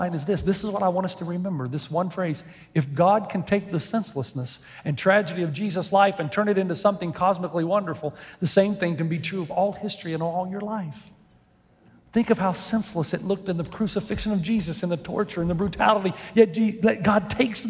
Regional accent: Tennessee, United States; moved away as an adult; also born or lived in Lexington; now in San Dimas, United States; I grew up in Tennessee

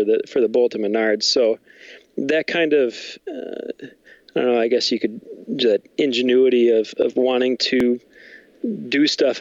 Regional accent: Milwaukee, Wisconsin, United States; I'm originally from Milwaukee area

